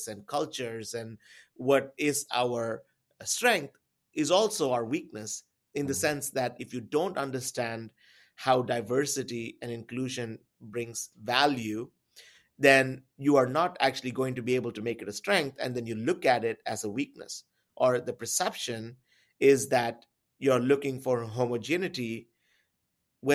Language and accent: English; India; I come from India